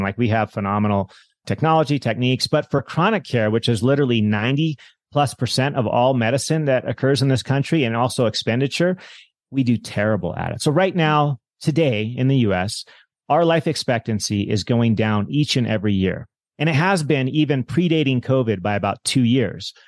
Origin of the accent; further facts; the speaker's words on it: Monterey Bay, California, United States; moved away as an adult; now in Hawaii, United States; as a kid, I grew up in the Monterey Bay in California